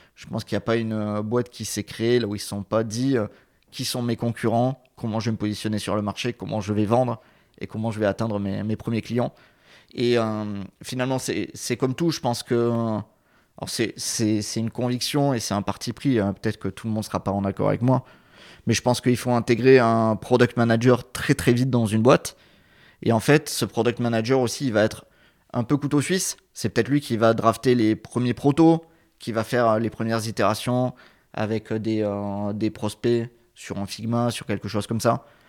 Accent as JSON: {"language": "French", "region": "south of France", "country": "France", "tie": "born or raised there", "moved": "yes", "said": "je suis originaire du, sud de la France"}